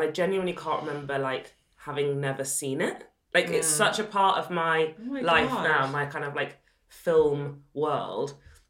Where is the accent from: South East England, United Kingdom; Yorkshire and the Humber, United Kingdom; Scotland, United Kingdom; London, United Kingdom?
Yorkshire and the Humber, United Kingdom; Sheffield; And I grew up in Sheffield.